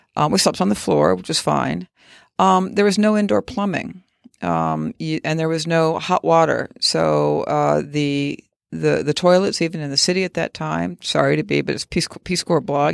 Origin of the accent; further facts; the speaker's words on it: Arizona, United States; moved away as an adult; I grew up in Arizona.